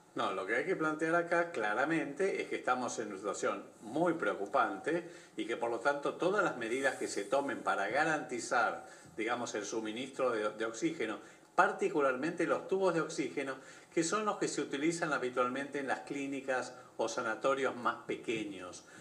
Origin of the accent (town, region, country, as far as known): Argentina